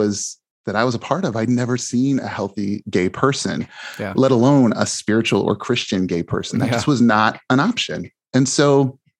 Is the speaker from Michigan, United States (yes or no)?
no; Mishawaka, Indiana, United States; I grew up in Mishawaka, Indiana, which is close to South Bend